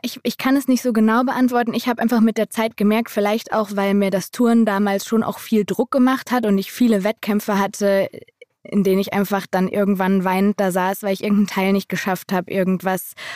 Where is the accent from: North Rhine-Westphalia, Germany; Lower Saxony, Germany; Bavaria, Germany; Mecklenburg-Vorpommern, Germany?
North Rhine-Westphalia, Germany; Schalke catchment area; Wir sind ja so im Schalker Einzugsgebiet geboren